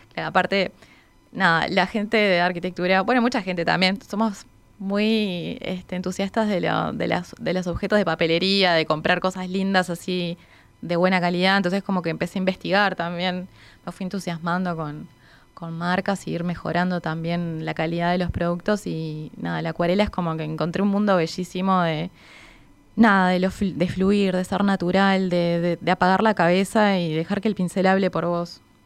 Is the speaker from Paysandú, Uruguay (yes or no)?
no; Maldonado, Uruguay; yo soy de Maldonado